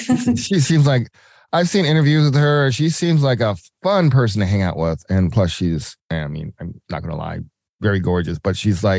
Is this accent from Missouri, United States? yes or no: no; Georgia, United States; now in Milwaukee, United States; from Georgia, which of course most people know as my hometown.